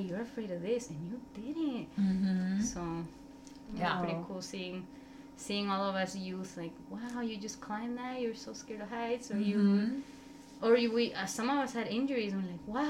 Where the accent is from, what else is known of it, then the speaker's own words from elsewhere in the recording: El Salvador; moved away; I'm from El Salvador